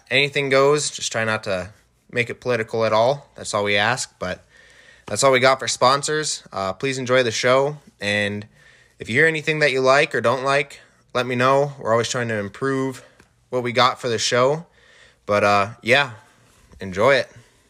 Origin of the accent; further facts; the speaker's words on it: Scobey, Montana, United States; also born or lived in South Dakota; I'm originally from South Dakota. We moved up to the Scobey, Montana area when I was between third and fourth grade. Went there all the way through graduation.